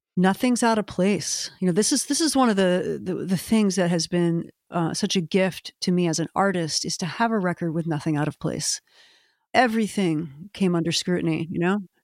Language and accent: English; Maryland, United States; now in Portland, Maine, United States; my home state